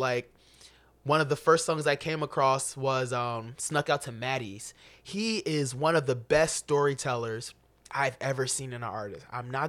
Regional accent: Chicago, Illinois, United States; especially as a kid growing up in Chicago. You can relate to, you know, all of the experience almost in the story, especially as an inner city black kid.

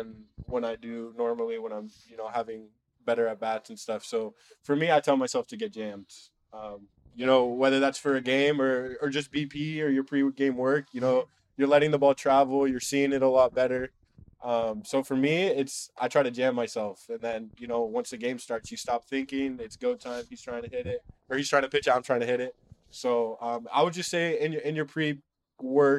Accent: Huntington Beach, California, United States; I grew up in Huntington Beach, California

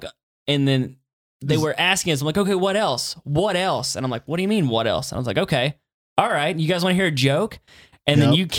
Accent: Appalachian Mountains, United States; Like, we grew up in the Appalachian Mountains.

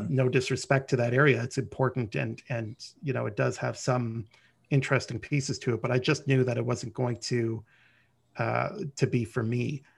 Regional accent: Ottawa, Ontario, Canada; also born or lived in Montreal; I was born and raised in Ottawa

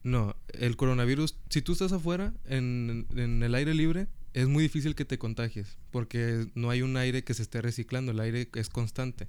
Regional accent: Mexico; now in Rio Grande Valley, United States; yo pues estudié en México 14 años

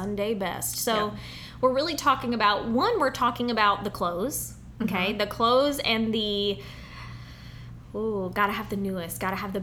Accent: the South, United States; growing up in the South.

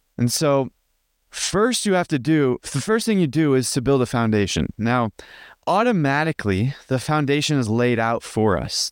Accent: just outside of Chicago, Illinois, United States; I grew up in Il, uh, in America, in, uh, just outside of Chicago.

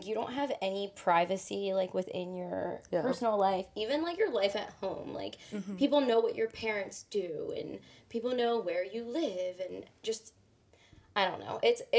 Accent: Cinnaminson, New Jersey, United States; I'm from Cinnaminson, so that's how I know you guys, obviously. I'm 25.

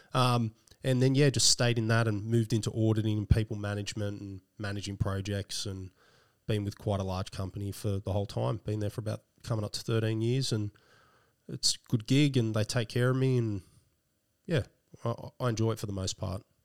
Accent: Sydney, New South Wales, Australia; also born or lived in Blacktown; I didn't grow up there. I grew up more around northwestern Sydney. Okay around Winston Hills, then to Castle Hill

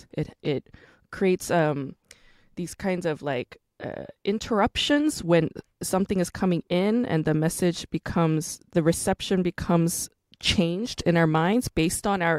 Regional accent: United States; we grew up in America. We're Korean Americans

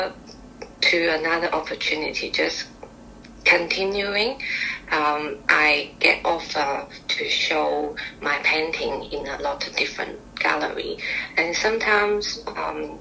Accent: Guangzhou, Guangdong, China; English is a second language; moved away as an adult; now in Melbourne, Australia; I come from Guangzhou

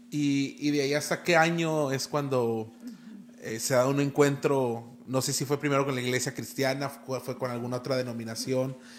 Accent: Tijuana, Baja California, Mexico; yo también soy de aquí

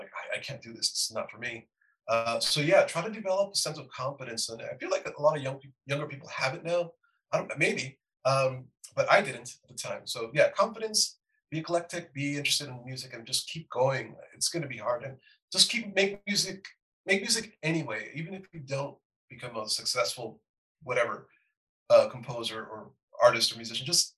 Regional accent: Los Angeles, California, United States; growing up in East

